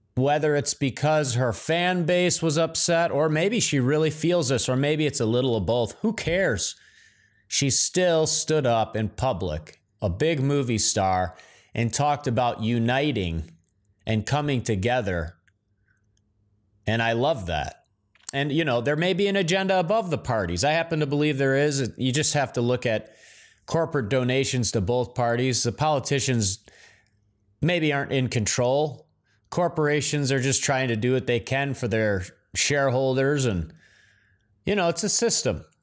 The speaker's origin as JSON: {"language": "English", "region": "Midwest", "country": "United States", "moved": "as an adult", "said": "I'm from the Midwest originally"}